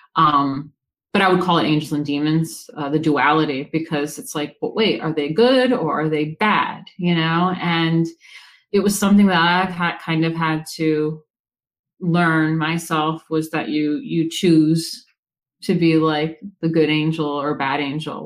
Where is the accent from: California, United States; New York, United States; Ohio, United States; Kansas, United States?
New York, United States; Woodstock; I'm from like New York, like Woodstock area